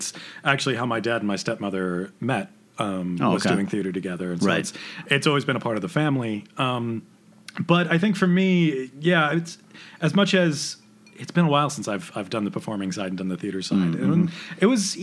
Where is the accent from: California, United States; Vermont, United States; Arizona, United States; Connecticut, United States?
Arizona, United States; Prescott; also born or lived in Phoenix, Arizona; I grew up in Arizona